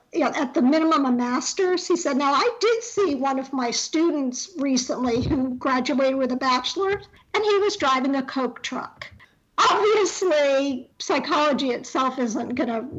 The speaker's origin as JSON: {"language": "English", "town": "Orlando", "region": "Florida", "country": "United States", "tie": "born or raised there", "also_born_or_lived": "Long Island, New York / Suffolk County, New York / Atlanta, Georgia", "moved": "as an adult", "lives_now": "Beltsville, United States", "said": "when I was 10, we moved to Orlando"}